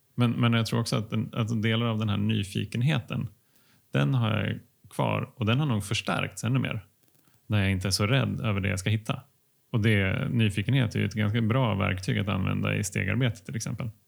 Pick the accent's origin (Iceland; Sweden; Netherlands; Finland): Finland; jag är finne